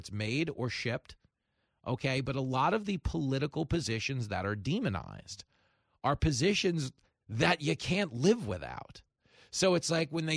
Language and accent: English; New York, United States; growing up in New York, if someone wants to take you to the woods, they're killing you